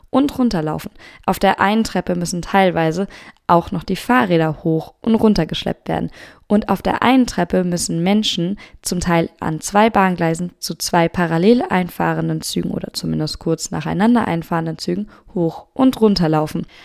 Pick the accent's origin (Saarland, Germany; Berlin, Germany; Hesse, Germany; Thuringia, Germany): Hesse, Germany; Etwa ich erinnere mich an Bensheim, dort habe ich das sehr oft schon gesehen, in der Nähe meiner Heimatstadt in Südhessen kann man diese E-Autos schon, diese Mini-E-LKWs bestaunen.